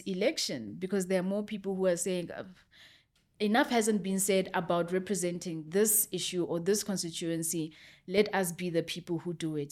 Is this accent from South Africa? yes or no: yes; South Africa; I'm a South African citizen